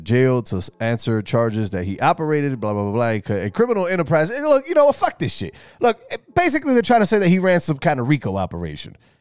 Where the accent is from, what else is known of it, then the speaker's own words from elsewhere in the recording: New York City, New York, United States; In the Bronx, my hometown, my home, my home borough